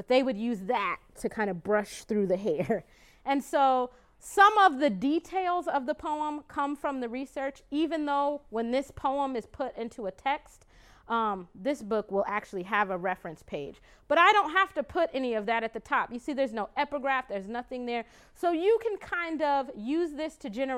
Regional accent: Glendale, Arizona, United States; my hometown, which is Glendale, Arizona, actually, that what I think of as my hometown. For me, it's the place where I grew up most

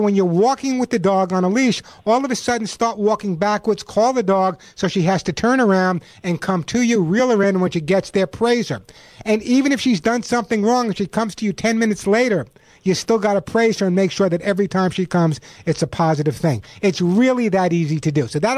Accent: New York, United States; now in California, United States; I'm originally from New York. I live in California now, but obviously I have no New York Bronx accent.

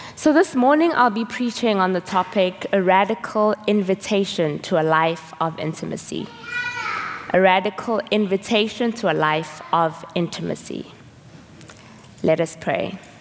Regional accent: South Africa; moved away; I'm from South Africa

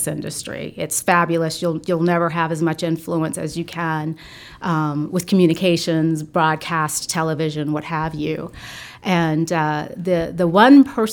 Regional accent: South Carolina, United States; moved away; I am originally from South Carolina, and I consider myself very fortunate to be born to two educators

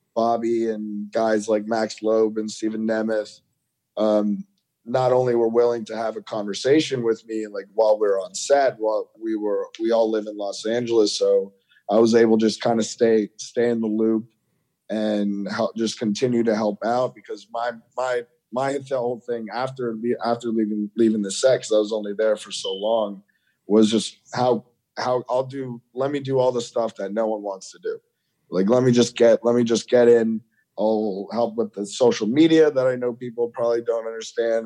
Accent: Washington, District of Columbia, United States; moved away; a Washington DC contingency, my, where my my hometown

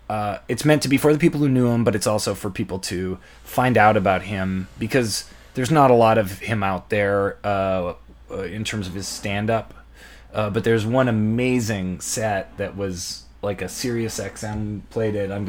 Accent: St. Lucia; And I'm from St.

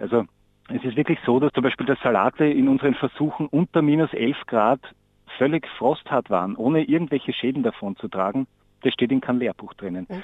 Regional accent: Austria; bei uns in Österreich

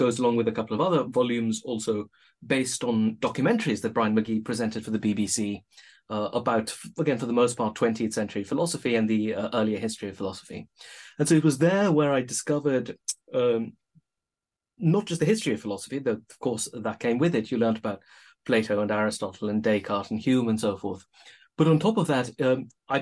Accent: India; moved away as an adult; also born or lived in Oxford, United Kingdom; now in United Kingdom; born in India, and I only came to the UK and to Oxford as an adult.

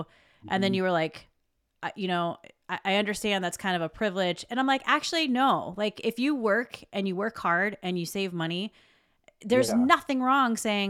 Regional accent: South Carolina, United States; accent: southern; I'm from South Carolina

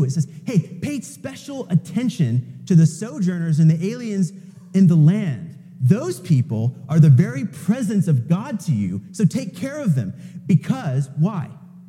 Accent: United States; it's actually not what we as American Christians have come to think.

